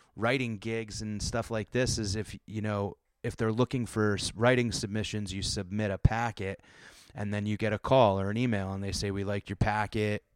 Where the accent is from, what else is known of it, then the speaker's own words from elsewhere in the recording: Connecticut, United States; growing up in Connecticut and the, in the Northeast in that time